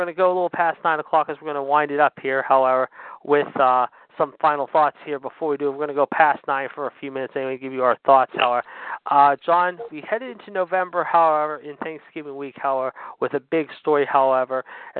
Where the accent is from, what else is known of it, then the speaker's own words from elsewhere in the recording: Pittsburgh, Pennsylvania, United States; my hometown of Pittsburgh